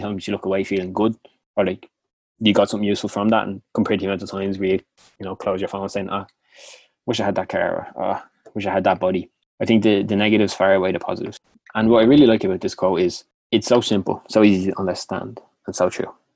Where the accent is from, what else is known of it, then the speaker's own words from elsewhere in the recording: Dublin, Leinster, Ireland; accent: Clondalkin; my annoying Clondalkin accent